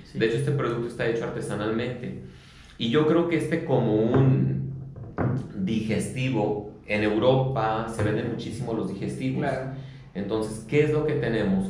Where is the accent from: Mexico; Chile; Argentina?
Mexico; Mexico City; now in León, Mexico; yo no soy de León. Mi familia todo es de aquí de León. Yo nací en Chilangolandia